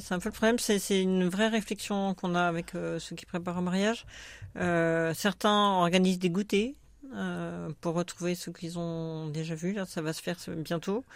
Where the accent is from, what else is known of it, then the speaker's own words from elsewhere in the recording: Grenoble, Auvergne-Rhône-Alpes, France; moved away as an adult; also born or lived in Paris region; now in Marne, France; Je suis grenobloise d'origine, mes parents y habitent toujours